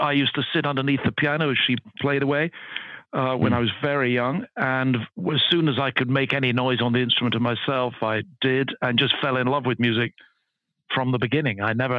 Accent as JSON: {"language": "English", "town": "Edinburgh", "region": "Scotland", "country": "United Kingdom", "tie": "born or raised there", "said": "I grew up in Edinburgh. I was brought up in Scotland. I went to school in Edinburgh, high school in Edinburgh, then university in Edinburgh. So although I've lost the accent, I'm very much a Scot by background."}